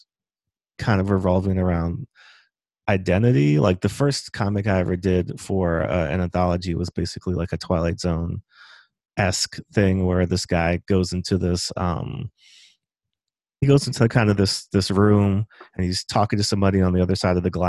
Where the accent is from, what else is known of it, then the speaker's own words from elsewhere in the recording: Montgomery County, Maryland, United States; I grew up in Montgomery County, mm-hmm. Maryland, which is basically like 10-15 minutes outside of DC